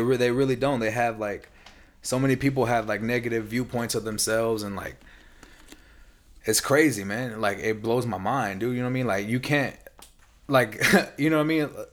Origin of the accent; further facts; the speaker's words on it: San Antonio, Texas, United States; now in California, United States; I'm from the South